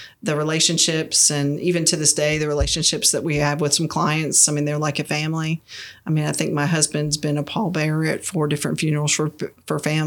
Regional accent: Greensboro, North Carolina, United States; growing up in North Carolina

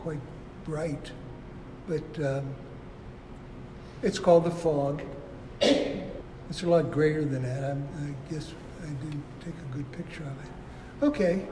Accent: Pittsburgh, Pennsylvania, United States; moved away as an adult; also born or lived in California; I was born and raised in Pittsburgh, Pennsylvania

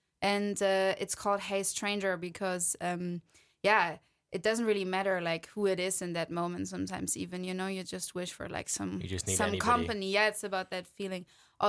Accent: Wiesbaden, Hesse, Germany; No, I'm from Germany. So

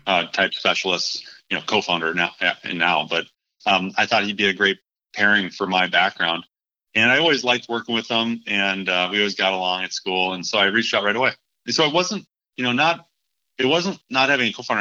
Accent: Minneapolis, Minnesota, United States; moved away; also born or lived in Charlotte; Minneapolis, which is my hometown

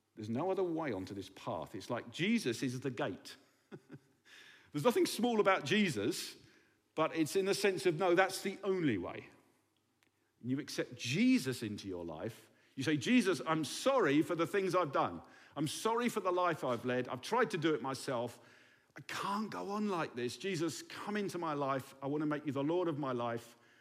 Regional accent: England, United Kingdom; now in Berlin, Germany

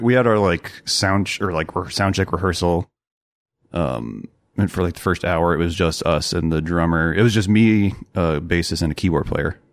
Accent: Rochester, Minnesota, United States; moved away as an adult; now in Iowa City, United States; I was born in Iowa City, um, okay. and then grew up in Rochester, Minnesota

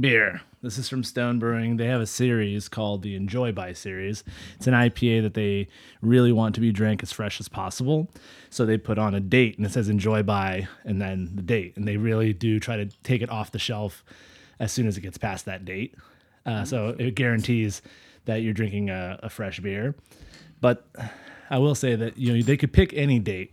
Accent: Central Valley, California, United States; I'm from the Central Valley

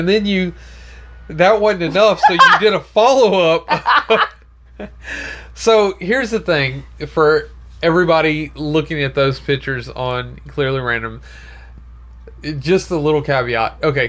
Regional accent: Florida, United States; We're from Florida. Hurricanes are like Tuesdays.

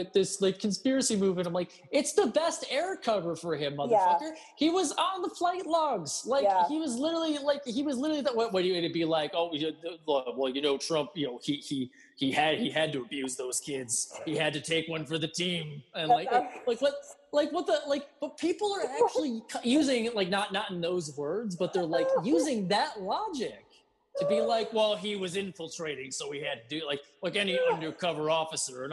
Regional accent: Ireland; I'm Irish. I'm very pale.

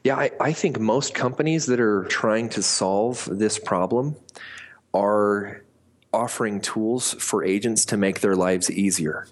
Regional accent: Montana, United States; moved away as an adult; also born or lived in Colorado / Rexburg, Idaho; now in Salt Lake City, United States; I was born in Colorado on a ranch my cowboy father uh, moved us to Montana when I was about five years old. My parents split. I lived half my life in Colorado, half in Montana.

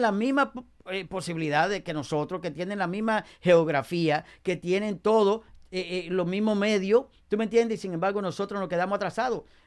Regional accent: Dominican Republic; now in Passaic, United States; en mi país

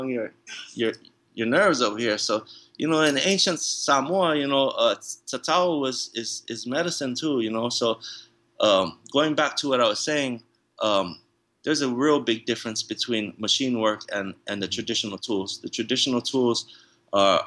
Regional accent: San Diego, California, United States; first language English; also born or lived in Hawaii / National City, California; born in the United States of America in Hawaii, and you know, being raised in San Diego, and English being my first language

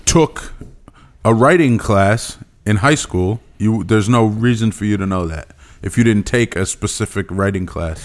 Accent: East Stroudsburg, Pennsylvania, United States; I was from East Stroudsburg

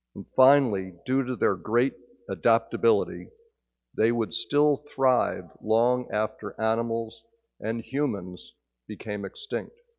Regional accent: Northern New Jersey, United States; moved away; my childhood growing up in New Jersey

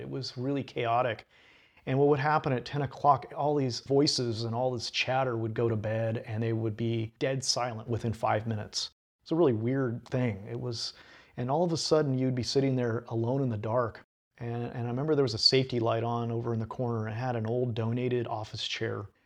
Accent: Sweet Home, Oregon, United States; also born or lived in Eugene, Oregon; now in Portland, United States; I'm from Home, Oregon, as you mentioned, and I grew up in a that's a real small uh, logging town in the middle of the Cascades.

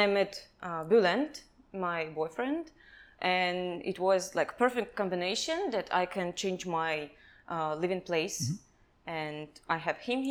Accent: Kazakhstan; English is a second language; moved away as an adult; also born or lived in Russia / China; now in Thailand; I'm from Kazakhstan

